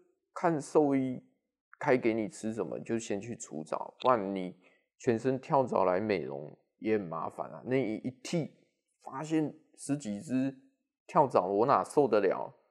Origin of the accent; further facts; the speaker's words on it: Taichung, Taiwan; accent: Taichung; 尤其是我呐要讲台语，应该听有。哦，我是标准的台中腔啦，对不对？